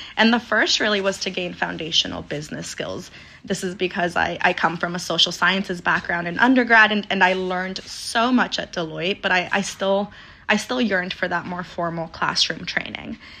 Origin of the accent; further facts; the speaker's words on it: Denver, Colorado, United States; moved away as an adult; also born or lived in Aguascalientes, Mexico; now in New York City, United States; So I was born in Aguascalientes, Mexico, raised in Denver, Colorado, and have been out in New York City for, for the past seven years.